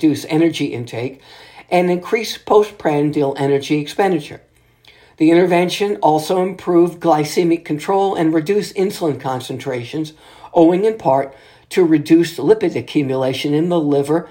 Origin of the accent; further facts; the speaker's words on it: New Orleans, Louisiana, United States; here in my home state city of New Orleans